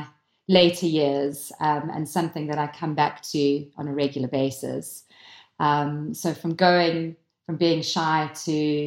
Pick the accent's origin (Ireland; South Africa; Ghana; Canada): South Africa; born or raised there; moved away as an adult; also born or lived in Lancashire, United Kingdom; now in United Kingdom